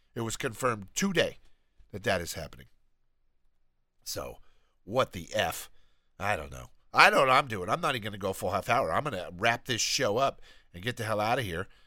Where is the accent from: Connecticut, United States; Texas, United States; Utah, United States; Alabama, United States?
Alabama, United States; I'm from Alabama. I'm very proud to be from Alabama. That is where I am from. That's where I was born.